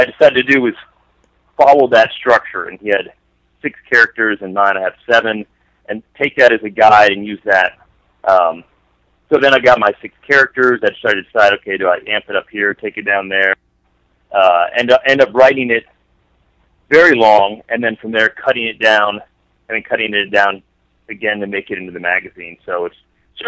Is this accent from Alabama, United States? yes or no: no; the Bay Area, California, United States; I grew up in the Bay Area